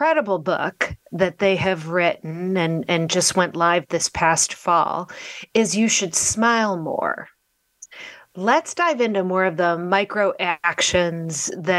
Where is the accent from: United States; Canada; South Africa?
United States; Midwest; I grew up in the Midwest